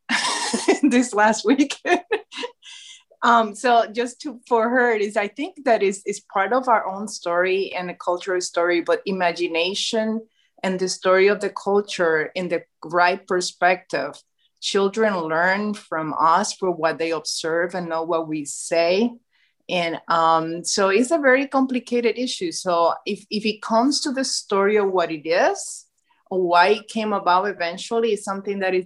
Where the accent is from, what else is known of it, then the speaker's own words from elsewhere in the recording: Puerto Rico; moved away as an adult; now in Michigan, United States; Born and raised in Puerto Rico